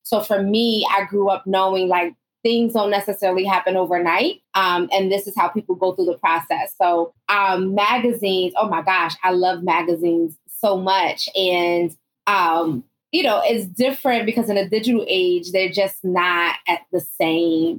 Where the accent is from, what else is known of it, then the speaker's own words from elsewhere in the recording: Northeast, United States; I grew up in the Northeast, and, you know, my mother is Southern born